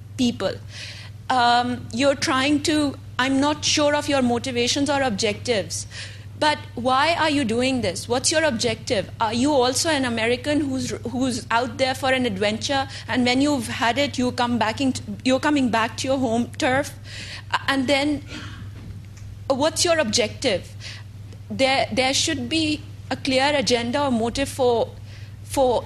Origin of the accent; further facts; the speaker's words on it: Pakistan; I'm from Pakistan